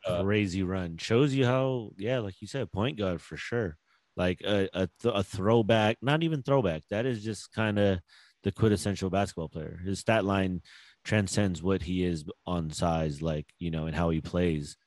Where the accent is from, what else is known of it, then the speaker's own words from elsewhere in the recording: Philippines; I'm Filipino